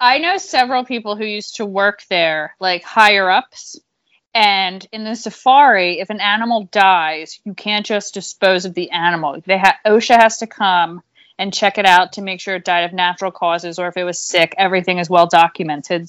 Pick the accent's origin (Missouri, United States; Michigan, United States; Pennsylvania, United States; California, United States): Pennsylvania, United States; Pottstown; also born or lived in Philadelphia; I'm from Pottstown, which is right outside, but, you know, I can fit, consider myself a Philadelphian